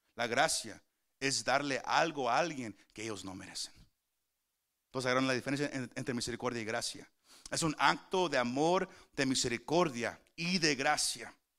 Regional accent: Mexico; Somos mexicanos

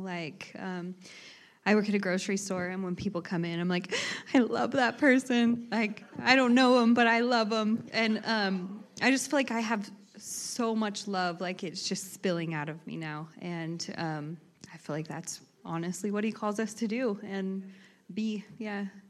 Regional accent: Emmett, Idaho, United States; I grew up in Emmett, Idaho

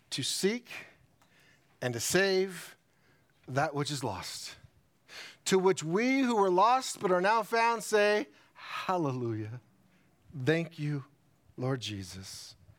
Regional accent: United States; as American Christians and being in an American society

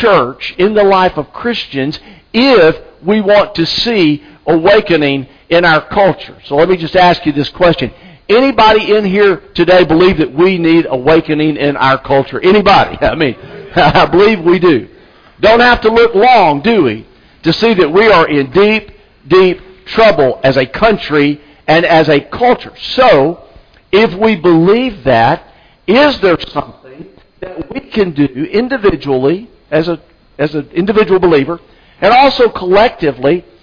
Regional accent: Anniston, Alabama, United States; now in South Carolina, United States; I'm from Alabama. The church I grew up in Anniston, Alabama

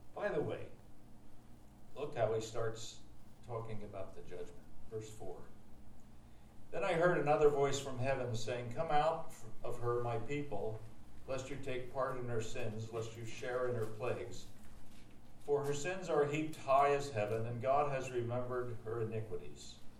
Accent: Harrisburg, Pennsylvania, United States; I grew up in Harrisburg

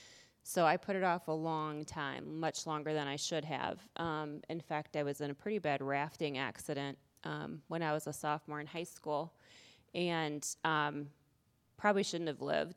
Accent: Iowa, United States; moved away; I grew up in Iowa, about 8 hours away from here

